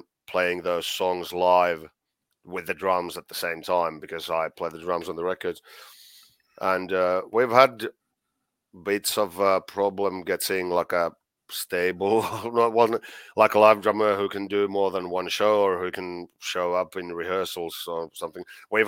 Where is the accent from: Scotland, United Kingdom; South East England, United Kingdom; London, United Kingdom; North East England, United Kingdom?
Scotland, United Kingdom; I am I'm Scottish, so I'm well, almost it's, Scottish.